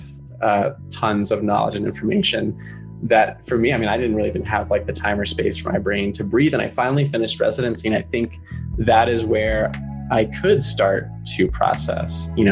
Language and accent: English; North Carolina, United States; I grew up in North Carolina